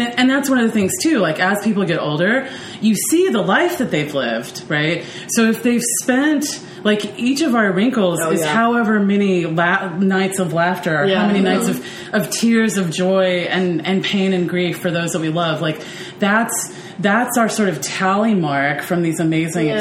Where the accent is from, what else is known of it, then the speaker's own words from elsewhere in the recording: the South, United States; growing up in the South